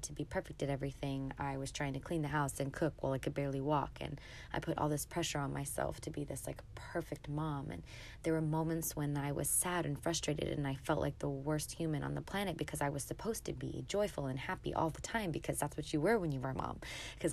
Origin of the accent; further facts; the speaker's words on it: San Antonio, Texas, United States; moved away as an adult; now in Dallas, United States; I live in Dallas, Texas, and I'm from San Antonio, Texas, so my whole family lives there